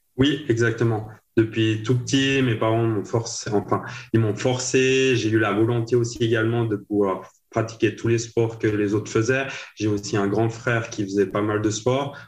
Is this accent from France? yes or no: no; Le Bouveret, Valais, Switzerland; je viens de la région de Port-Valais